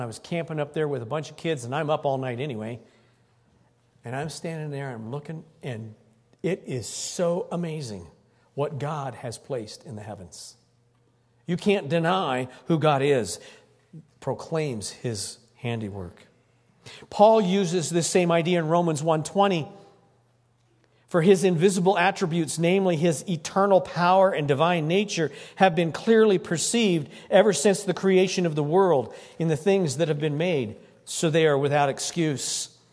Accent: Greeley, Colorado, United States; I was born in Greeley. Fourth generation born in Greeley.

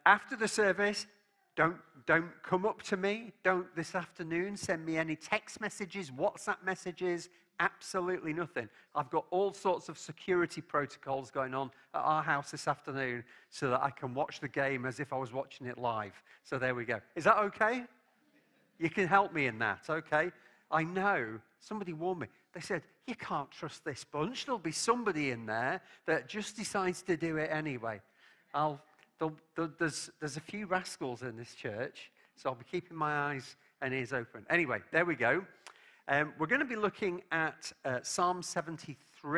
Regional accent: England, United Kingdom; As an Englishman

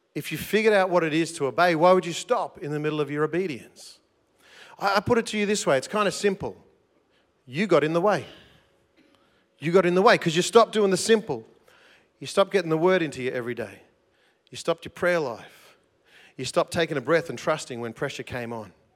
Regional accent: South Gippsland, Victoria, Australia; accent: South Gippsland English; first language English; South Gippsland English is my first language

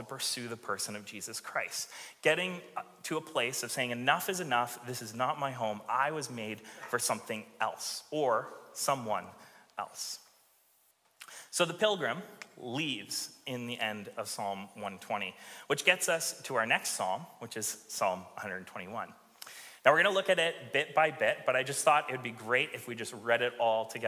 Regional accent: Alberta, Canada; now in Victoria, Canada; I grew up in Alberta, and so looking at the mountains was a thing

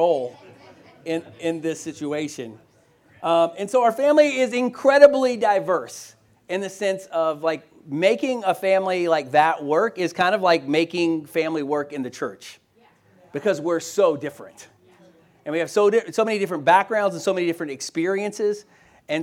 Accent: Louisville, Kentucky, United States; also born or lived in Boston, Massachusetts; move back to my hometown of Louisville, Kentucky

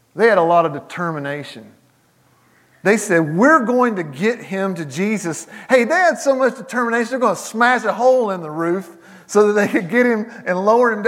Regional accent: the South, United States; I grew up in the South, I pastored in the South.

